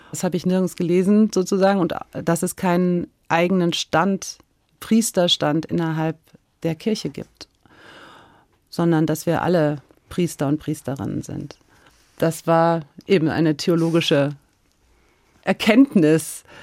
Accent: Hesse, Germany; now in Bonn, Germany; ich bin in Hessen groß geworden mit, ich habe mich immer gern verkleidet

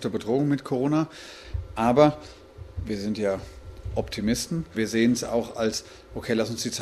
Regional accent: Odenwald, Hesse, Germany; moved away as an adult; also born or lived in Mannheim / Berlin; drei Brüder aus dem Odenwald. Wir sind klassisch im Odenwald aufgewachsen

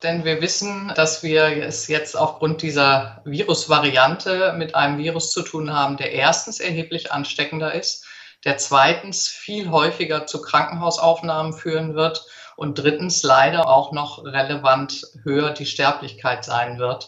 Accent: Hesse, Germany; Auch bei uns in Hessen

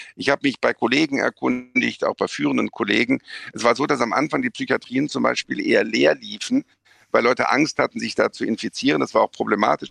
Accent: Bonn, North Rhine-Westphalia, Germany; bin ich kein Kölner, sondern Bonner

